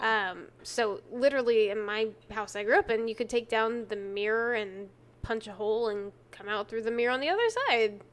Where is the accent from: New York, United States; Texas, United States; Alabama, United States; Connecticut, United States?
Texas, United States; accent: Texan